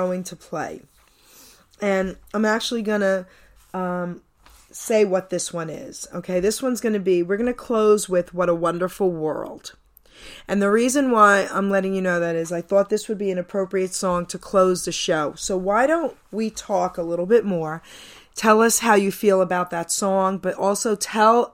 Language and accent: English; New York City, New York, United States; moved away; also born or lived in New Jersey; I grew up in Long Island City, New York